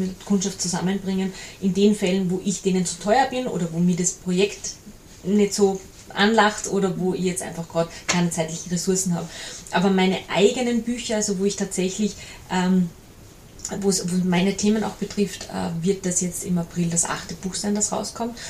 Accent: Salzburg, Austria; also born or lived in Mondseeland, Salzkammergut; Ich bin eine Salzburgerin, die im schönen Mondseeland im, im Salzkammergut lebt

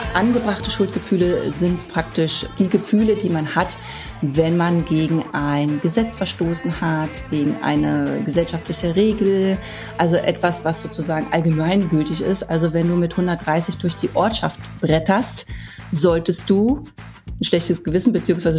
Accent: Berlin, Germany; Ich bin ja im Ostteil von Berlin groß geworden

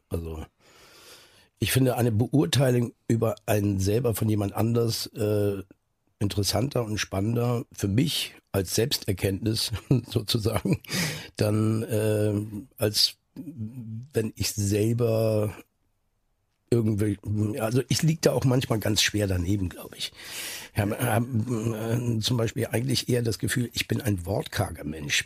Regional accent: Neustadt in Holstein, Schleswig-Holstein, Germany; also born or lived in Eutin; viele Leute denken immer, ich komme aus Eutin, da bin, bin ich aber nur geboren. Da wurde ich geboren und lag dann nur zwei Stunden im Kreissaal danach bin ich aufgewachsen in Neustadt in Holstein

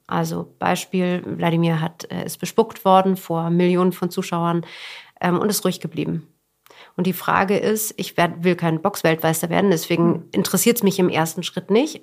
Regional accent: Berlin, Germany; ich bin äh, in Westberlin groß geworden

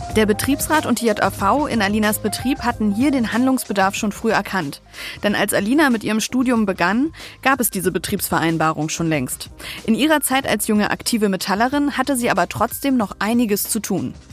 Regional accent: Wolfsburg, Lower Saxony, Germany; Ich komme gebürtig aus Wolfsburg

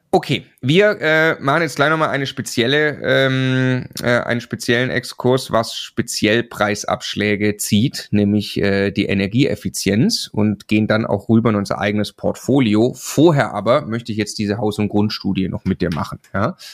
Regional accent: Swabia, Baden-Württemberg, Germany; Ich komme aus dem Schwabenland

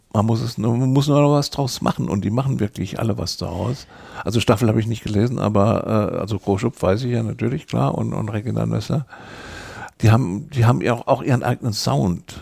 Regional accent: Electoral Palatinate, Kurpfalz, Germany; bin Kurpfälzer

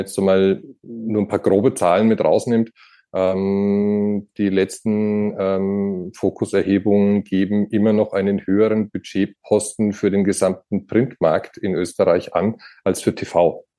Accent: Franconia, Bavaria, Germany; now in Austria; als gebürtiger Franke, äh, immer noch dementsprechend auch dem Bundesland Bayern zugehörig

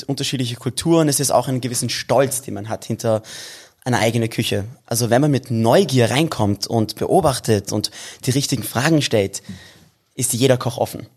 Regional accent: Vienna, Austria; wir sind in Wien geboren und groß geworden. Also Wien ist, ist schon mein Zuhause

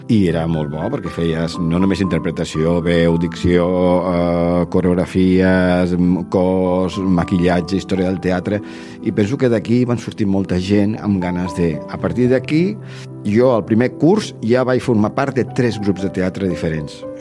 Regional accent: Tarragona, Catalonia, Spain; jo sóc de Tarragona

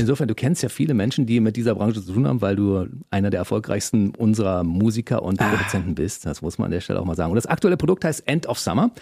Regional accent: Berlin, Germany; meiner Heimatstadt Berlin

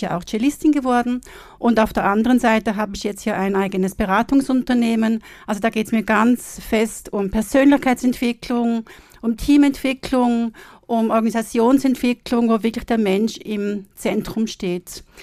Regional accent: Switzerland; now in Austria; ich komme aus der Schweiz

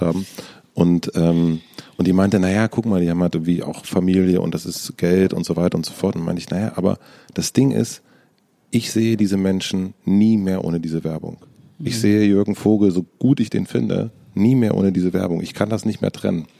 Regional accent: southern Brandenburg, Germany; now in Berlin, Germany; Ich komme aus Brandenburg

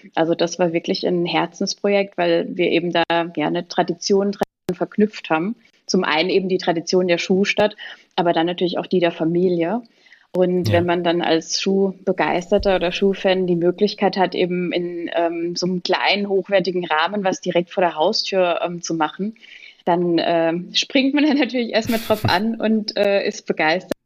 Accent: Pirmasens, Rhineland-Palatinate, Germany; ich komme aus Pirmasens

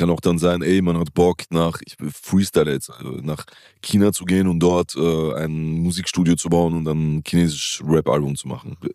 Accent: Italy; für mich als Italiener wäre es halt wie wenn, keine Ahnung, also

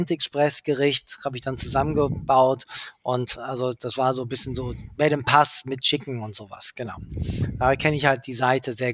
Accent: England, United Kingdom; ich bin ja in England aufgewachsen und da ist mir schon so eine Metropole, eine Großstadt-Feeling

